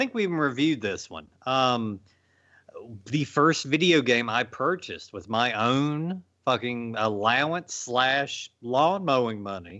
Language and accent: English; Virginia, United States; my arcade back when I was growing up in Virginia, it had next to each other.